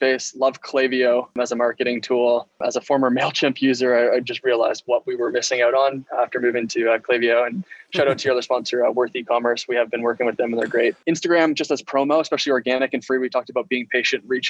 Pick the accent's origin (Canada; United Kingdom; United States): Canada; Ontario; I'm from Ontario